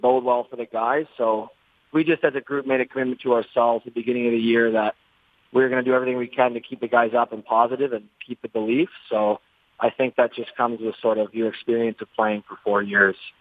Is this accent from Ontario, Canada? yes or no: yes; just outside of Toronto, Ontario, Canada; moved away; I grew up just outside of Toronto